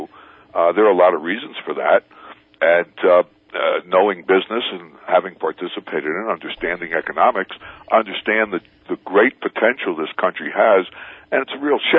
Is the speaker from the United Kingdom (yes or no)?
no; New York City, New York, United States; moved away as an adult; now in Guatemala; I'm from New York.